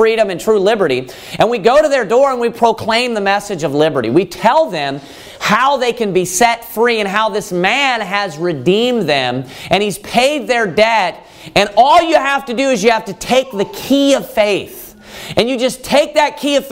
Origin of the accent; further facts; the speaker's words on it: United States; I was born in the United States of America